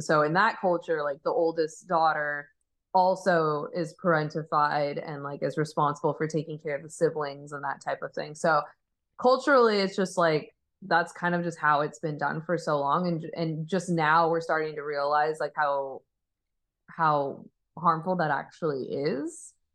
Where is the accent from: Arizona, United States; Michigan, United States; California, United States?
Arizona, United States; I grew up in Arizona